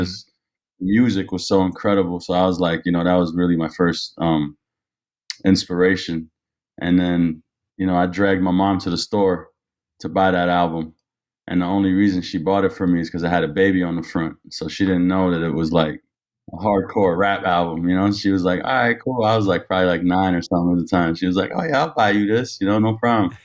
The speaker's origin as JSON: {"language": "English", "town": "Ottawa", "region": "Ontario", "country": "Canada", "tie": "born or raised there", "also_born_or_lived": "Toronto", "said": "I grew up in Ottawa"}